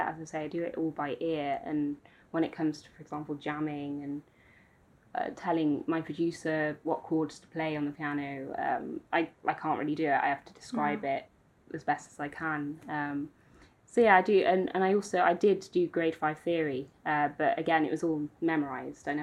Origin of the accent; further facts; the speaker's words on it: Aberaeron, Wales, United Kingdom; also born or lived in Oxford; I was actually born in Oxford, but I moved over to Wales when I was 3 with my family to the west coast.